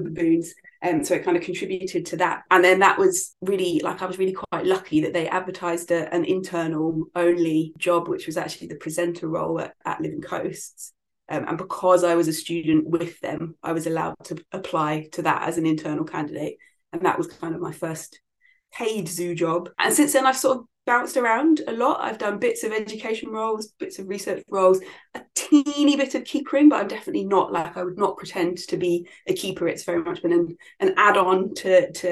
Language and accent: English; London, United Kingdom; moved away as an adult; also born or lived in Scotland; I'm from London and my mum was still there